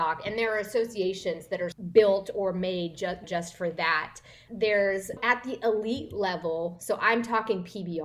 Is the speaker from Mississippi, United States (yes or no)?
no; northeastern Kansas, United States; moved away as an adult; also born or lived in Oklahoma / Dallas, Texas; I grew up in Kansas, in a small town in northeastern Kansas.